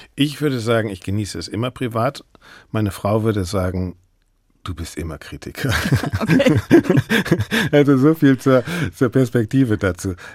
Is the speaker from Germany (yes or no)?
yes; Bremen, Germany; moved away as an adult; also born or lived in Freiburg / Berlin; ich bin Bremer